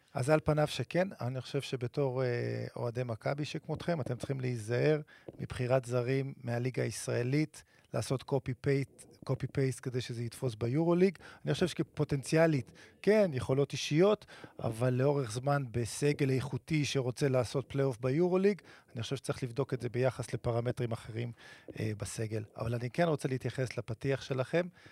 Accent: Netanya, Central District, Israel; גדלתי בנתניה

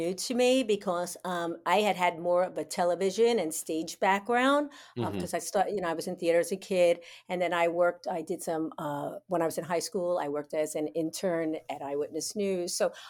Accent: New York, United States; accent: New York; now in Florida, United States; I was trying to be more universal in my accent, which actually you can hear right now is very New York, even though I've lived in Florida for 35 years.

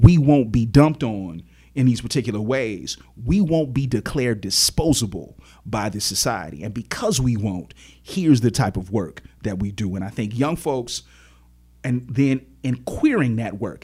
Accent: Chicago, Illinois, United States; born and raised in Chicago on the south side of the city, grew up on eighty-seventh Street

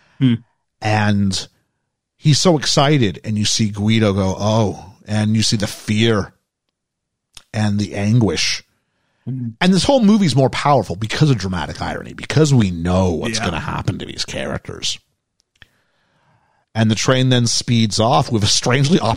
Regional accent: Canada; accent: Canadian; moved away; also born or lived in England; as a Canadian

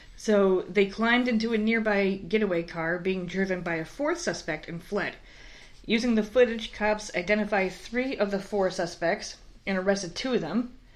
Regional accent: New York, United States; I grew up in fucking New York

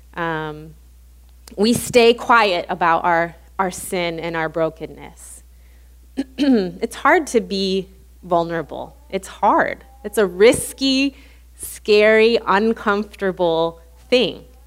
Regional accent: Illinois, United States; moved away as an adult; also born or lived in Louisiana; we're both from Illinois. When we moved back to Illinois

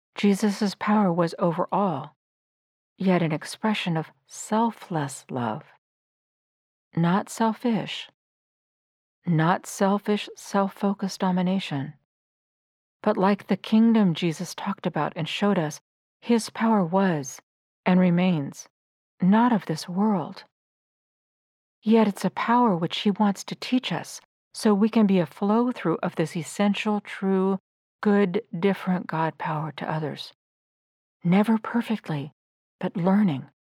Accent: United States; also born or lived in Hamburg, Germany; an American high school graduate, to begin a year as a foreign exchange student

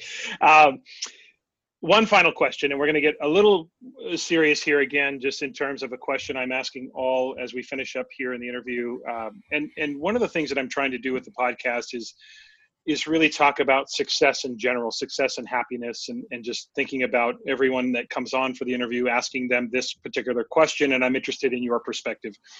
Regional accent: West Coast, United States; Growing up on the West Coast

